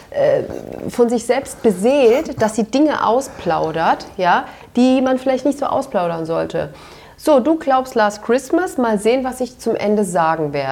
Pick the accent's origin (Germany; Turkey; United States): Turkey; ja, aber da sage ich dir als Türkin, ähm, dass ich das nicht so gut finde.